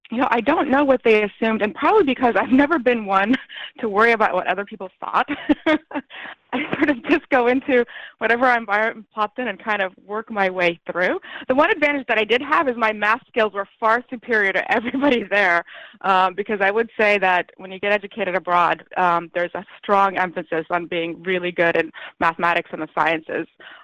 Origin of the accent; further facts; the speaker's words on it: United States; born there; I was born in the United States and I spoke English very well. But coming back, I realized I was behind my schoolmates by a number of years.